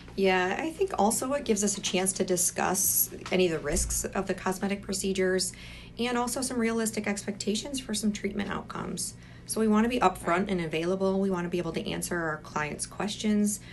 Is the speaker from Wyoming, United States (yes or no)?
no; Michigan, United States; I'm originally from Michigan